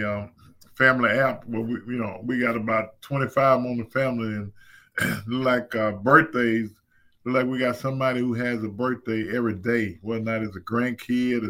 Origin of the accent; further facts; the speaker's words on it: Zachary, Louisiana, United States; growing up in Zachary was one of those situations where when you grow up, you got everybody around you